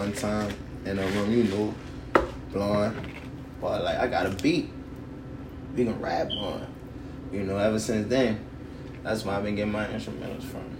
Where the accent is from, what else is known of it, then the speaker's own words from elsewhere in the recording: New Orleans, Louisiana, United States; I'm from Uptown, you hear me? Third Walk